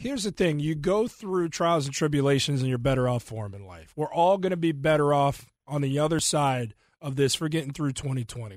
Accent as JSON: {"language": "English", "town": "Cincinnati", "region": "Ohio", "country": "United States", "tie": "born or raised there", "said": "I grew up in Cincinnati"}